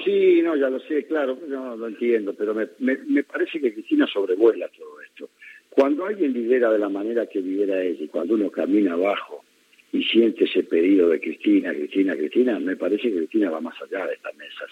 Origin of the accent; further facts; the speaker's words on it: Buenos Aires Province, Argentina; como bonaerense